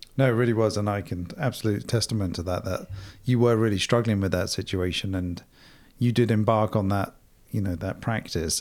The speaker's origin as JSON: {"language": "English", "region": "England", "country": "United Kingdom", "tie": "born or raised there", "also_born_or_lived": "London", "moved": "as an adult", "lives_now": "United States", "said": "growing up in Europe, myself in England"}